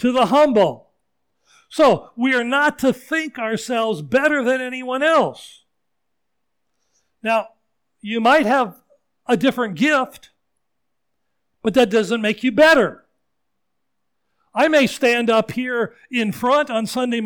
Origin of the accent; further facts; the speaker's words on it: Seattle, Washington, United States; moved away as an adult; also born or lived in Wayne, New Jersey; the church I grew up in Ballard, in Seattle area, Scandinavian church